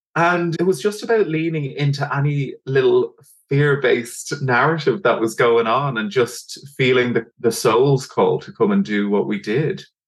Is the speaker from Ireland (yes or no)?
yes; Dublin, Leinster, Ireland; I'm from Dublin in Ireland